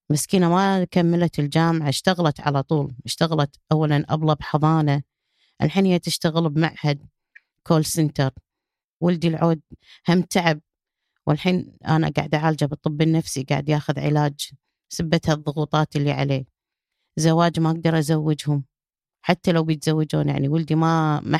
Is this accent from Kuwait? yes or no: yes; Kuwait; قلت له ما أدفع ولا فلس أنا كويتية